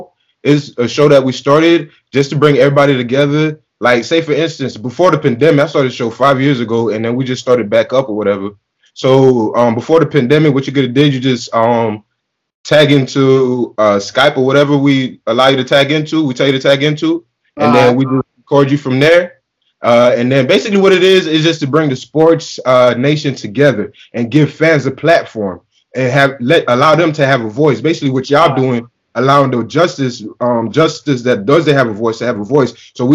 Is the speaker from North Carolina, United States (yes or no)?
no; Bronx, New York, United States; So you know, I'm from Bronx, so I like all of Miami teams.